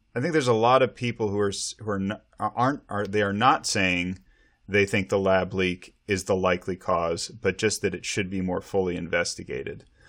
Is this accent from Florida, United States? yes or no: no; Montana, United States; now in Snohomish County, Washington, United States; growing up in Montana